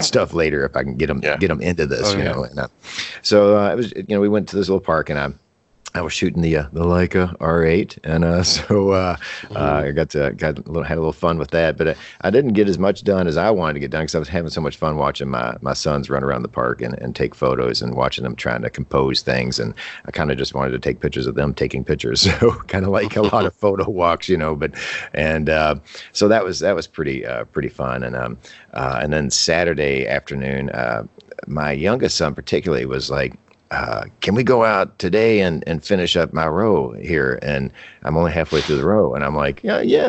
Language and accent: English; Louisville, Kentucky, United States; I like this town. I've lived here my whole life